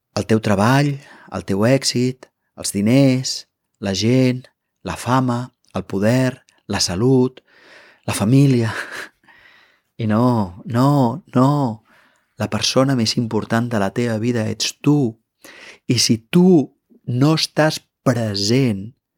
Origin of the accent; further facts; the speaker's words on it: Catalonia, Spain; som catalans